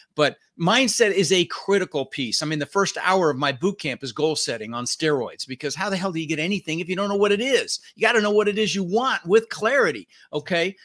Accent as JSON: {"language": "English", "town": "Denver", "region": "Colorado", "country": "United States", "tie": "born or raised there", "also_born_or_lived": "Netherlands", "second_language": "English", "said": "I was born in the Netherlands, you know, wooden shoes and windmills. Came over when I was six years old with my brother Albert, my mother's Vancha. Ended up in Denver, Colorado."}